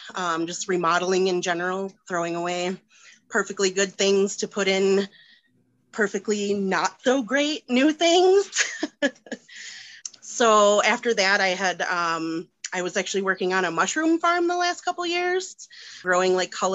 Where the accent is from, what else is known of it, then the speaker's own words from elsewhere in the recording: Wisconsin, United States; moved away as an adult; now in Denver, United States; So I live in Denver with my husband and two cats. We're child-free by choice. I'm originally from Wisconsin and have been here for about 6 years.